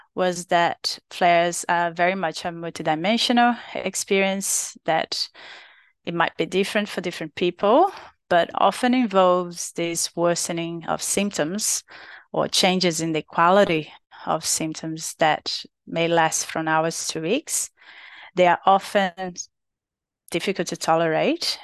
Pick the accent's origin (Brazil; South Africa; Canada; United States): Brazil; English is a second language; moved away as an adult; now in Australia; from Brazil, from my home, country